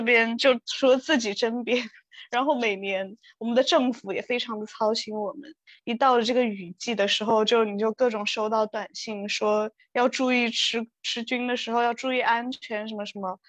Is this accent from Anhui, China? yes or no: no; Yunnan, China; moved away; 我是云南人嘛